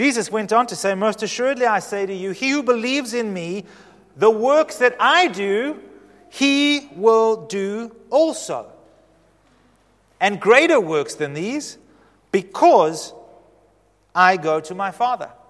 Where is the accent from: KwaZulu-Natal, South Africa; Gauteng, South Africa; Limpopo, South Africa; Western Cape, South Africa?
Western Cape, South Africa; we're all from the Cape